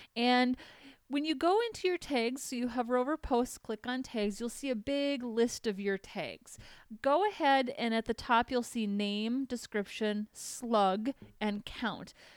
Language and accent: English; Minnesota, United States; accent: Minnesotan; moved away as an adult; now in California, United States; I'm from Minnesota